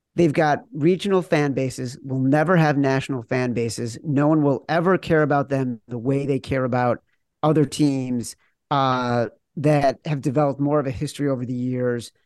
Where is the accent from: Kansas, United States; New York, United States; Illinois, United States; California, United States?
Illinois, United States; outside Chicago; growing up outside Chicago